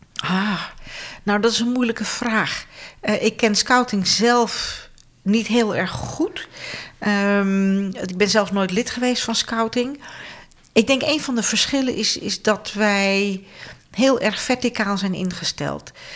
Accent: Friesland, Netherlands; Ik kom uit het noorden

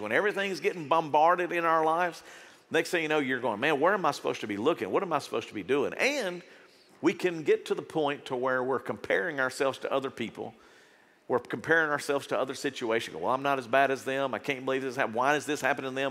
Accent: United States; As an American

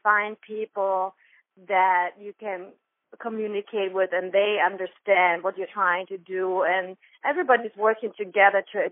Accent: Germany; accent: German; English is a second language; moved away as an adult; now in New York, United States; I'm originally from Germany, and I moved to New York almost 15 years ago.

